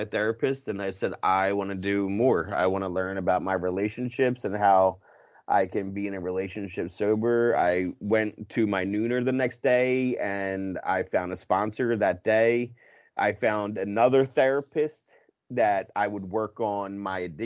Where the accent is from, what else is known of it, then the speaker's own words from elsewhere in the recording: Philadelphia, Pennsylvania, United States; accent: Philly; I'm from Philly